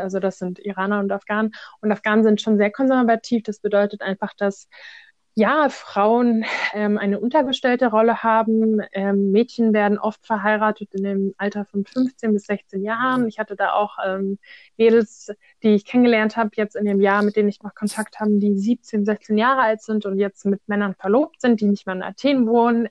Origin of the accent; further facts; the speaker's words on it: Germany; wir als Deutsche sprechen jetzt Hochdeutsch